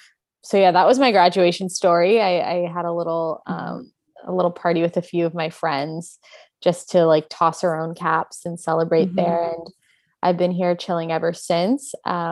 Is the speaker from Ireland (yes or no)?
no; Edmonton, Alberta, Canada; also born or lived in Toronto; now in Vancouver, Canada; I was born in Toronto. When I was 10 years old, my family relocated to Edmonton, Alberta, because of my stepdad's job. And I went there for middle school and high school.